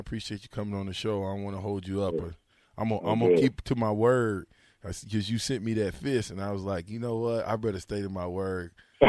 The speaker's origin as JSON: {"language": "English", "town": "Omaha", "region": "Nebraska", "country": "United States", "tie": "born or raised there", "said": "growing up in Omaha"}